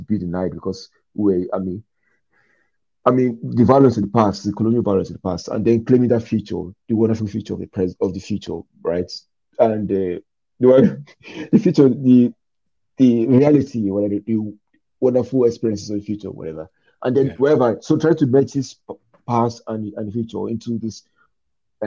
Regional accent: Nigeria; me as a Nigerian

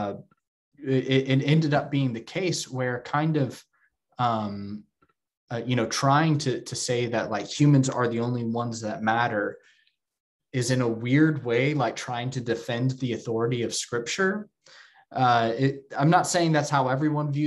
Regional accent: Texas, United States; moved away; I'm from Texas and my hometown has very deep roots in fundamentalism and evangelicalism

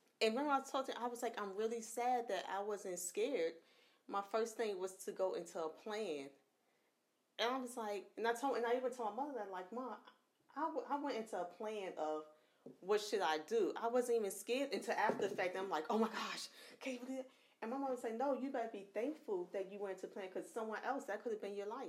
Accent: New York, United States; moved away; I'm from New York

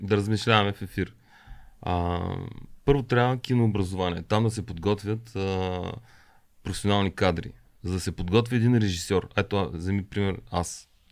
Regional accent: Bulgaria; съм от България

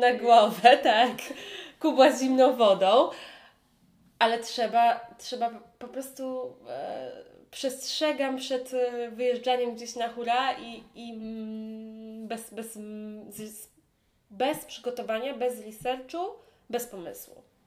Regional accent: Poland; now in Hong Kong; mówię po polsku, jestem z Polski

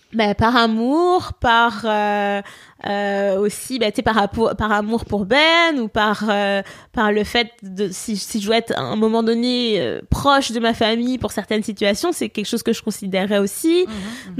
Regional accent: Poitou-Charentes, Nouvelle-Aquitaine, France; moved away as an adult; now in Montreal, Canada; moi je suis française de Poitou-Charentes

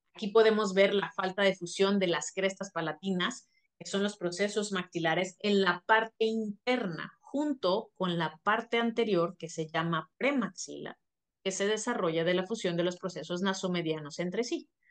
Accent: Mexico; also born or lived in Monterrey, Nuevo León; somos mexicanos

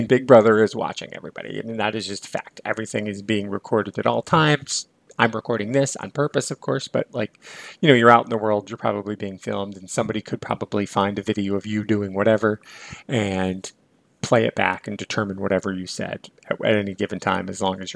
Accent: near Lake Michigan, Midwest, United States; I grew up near Lake Michigan

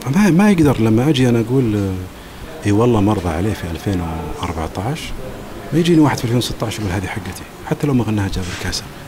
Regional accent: Saudi Arabia; حنا السعوديين

